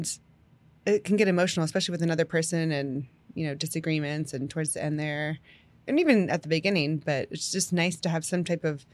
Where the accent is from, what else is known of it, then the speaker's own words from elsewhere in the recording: Pennsylvania, United States; I'm from Pennsylvania